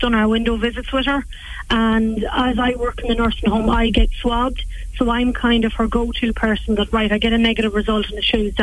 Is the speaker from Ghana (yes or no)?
no; West Cavan, Ulster, Ireland; also born or lived in Australia; I'm from Cavan, West Cavan, actually. I just recently came home from Australia